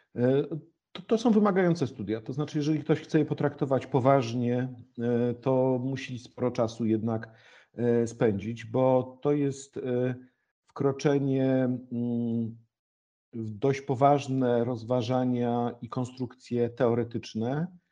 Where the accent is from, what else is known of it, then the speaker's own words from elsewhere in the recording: Gryfice, West Pomeranian Voivodeship, Poland; moved away as an adult; also born or lived in Warsaw; chłopak z małej miejscowości, z której pochodzę, Gryfice w województwie zachodniopomorskim